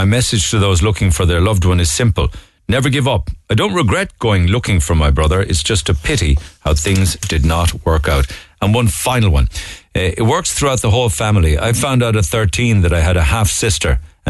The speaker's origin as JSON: {"language": "English", "town": "Cork", "region": "Munster", "country": "Ireland", "tie": "born or raised there", "said": "I grew up in Farranree. He grew up in Ballyvolan."}